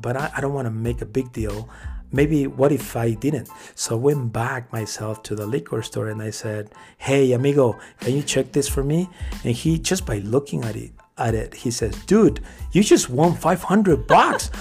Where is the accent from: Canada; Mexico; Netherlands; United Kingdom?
Mexico; born or raised there; now in United States